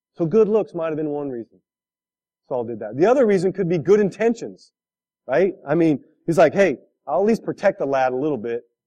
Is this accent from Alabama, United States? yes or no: no; California, United States; moved away as an adult; now in Midwest, United States; I'm a California kid. I grew up in California 24 years of my life